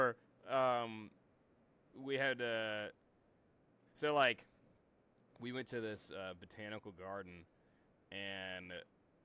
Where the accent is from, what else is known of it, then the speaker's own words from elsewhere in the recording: Tennessee, United States; Tennessee, United States